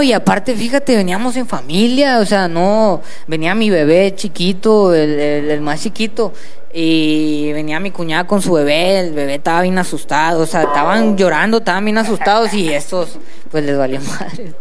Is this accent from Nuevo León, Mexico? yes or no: yes; Monterrey, Nuevo León, Mexico; yo soy de Monterrey, soy de Santa